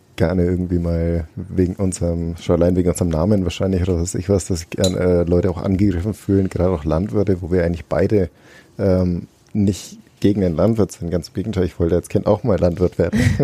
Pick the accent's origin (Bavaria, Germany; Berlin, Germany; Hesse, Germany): Bavaria, Germany; Fürth; Ich bin Stadtkind gewesen, bin in Fürth aufgewachsen.